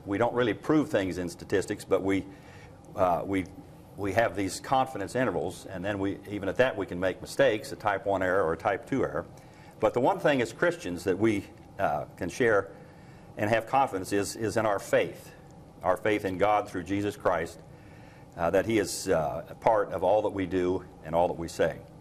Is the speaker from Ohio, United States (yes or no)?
yes; Ohio, United States; moved away; I'm from Ohio originally